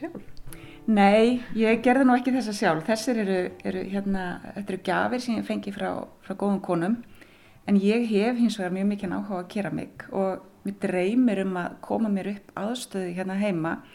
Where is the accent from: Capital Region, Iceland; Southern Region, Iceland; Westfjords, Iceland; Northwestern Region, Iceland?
Northwestern Region, Iceland; Silfrastaðir, Skagafjörður; also born or lived in Akureyri; ég er alin upp hérna á Silvastöðum og það var alltaf söðfið hér þegar ég ólst upp